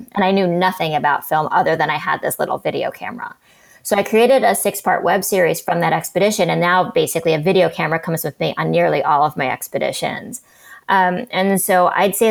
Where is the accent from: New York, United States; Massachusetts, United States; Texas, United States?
New York, United States; New York City; I grew up in New York City